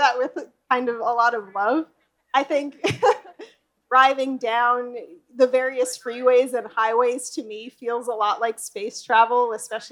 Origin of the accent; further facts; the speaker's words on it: Los Angeles, California, United States; I was born and raised in Los Angeles, and this is where I started my design studio